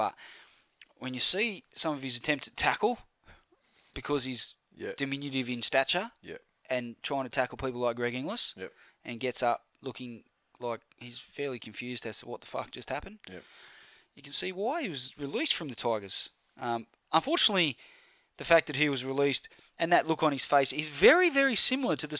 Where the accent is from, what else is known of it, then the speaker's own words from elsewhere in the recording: Penrith, New South Wales, Australia; I was born in Penrith Hospital.